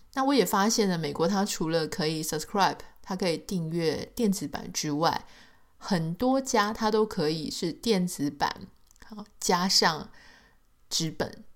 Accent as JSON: {"language": "Chinese", "country": "Taiwan", "tie": "born or raised there", "said": "在台湾长大"}